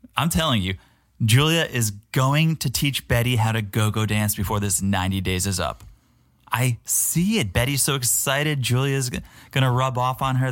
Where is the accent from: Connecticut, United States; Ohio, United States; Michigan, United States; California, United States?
Connecticut, United States; I'm from Connecticut, I'm familiar with Fairfield